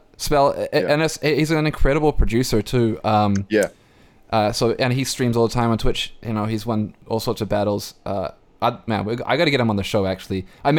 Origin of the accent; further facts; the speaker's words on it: New Zealand; now in Vancouver, Canada; I feel like as a New Zealander, as someone who grew up a New Zealander